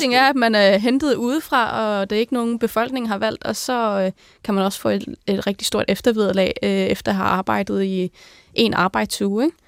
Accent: Greenland; moved away as an adult; now in Denmark; derhjemme, altså hjemme i Grønland

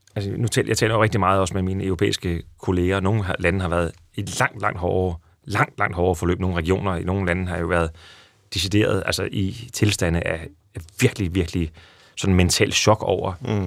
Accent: Næstved, Zealand, Denmark; der hvor jeg voksede op i Næstved

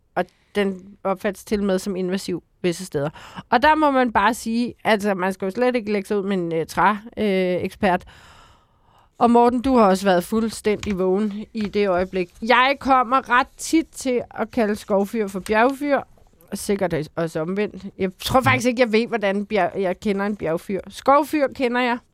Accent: Bornholm, Capital Region of Denmark, Denmark; jeg kommer fra Bornholm, hvor det rent faktisk er alt bjerg

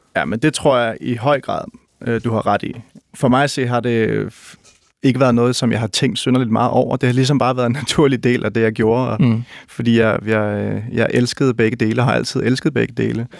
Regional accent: Roskilde, Zealand, Denmark; i Roskilde, hvor jeg, hvor jeg voksede op øh, i, i 70'erne og 80'erne

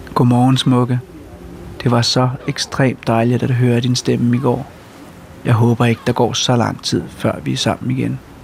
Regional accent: Denmark; vi er fra Danmark

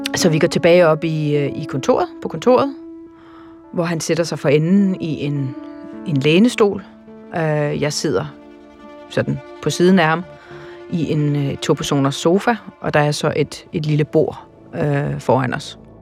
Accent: Denmark; jeg er en person fra Danmark

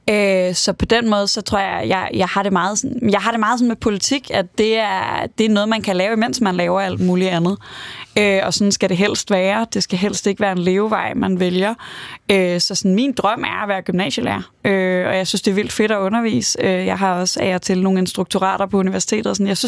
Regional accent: Aarhus, Central Denmark Region, Denmark; så er jeg vokset op i Aarhus, og er vokset op i sådan en klassisk øvre middelklassefamilie

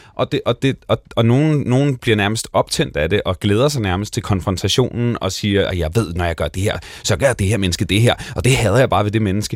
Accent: Bornholm, Capital Region of Denmark, Denmark; moved away; jeg kommer fra Bornholm, jeg kommer fra en flække, hvor der boede otte hundrede mennesker

